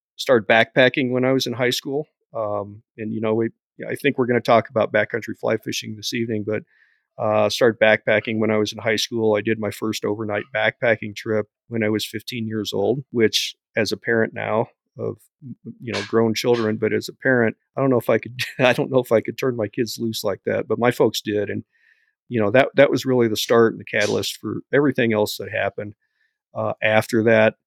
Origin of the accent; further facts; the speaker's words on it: Bailey, Colorado, United States; Bailey, Colorado is my hometown.